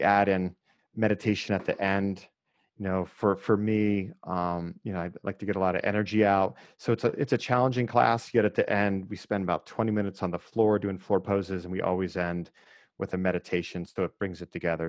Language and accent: English; Erie, Pennsylvania, United States; I grew up in Erie, which I actually think helped me quite a bit, that's, you know, right on the lake, two hours north of Pittsburgh